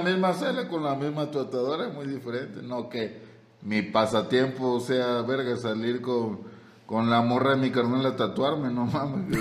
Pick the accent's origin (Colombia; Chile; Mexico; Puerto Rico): Mexico; somos mexicanos